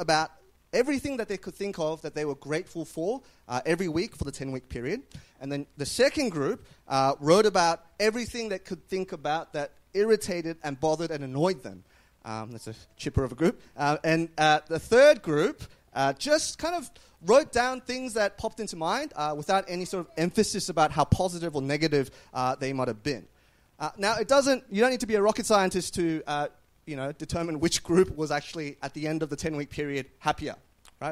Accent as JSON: {"language": "English", "country": "Australia"}